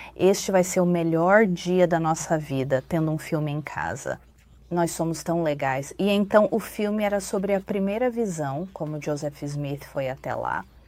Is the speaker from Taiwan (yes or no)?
yes; Taiwan; moved away as an adult; also born or lived in Texas, United States; now in United States; Eu nasci e fui criado em Taiwan e vim para a América quando tinha 22 anos para estudar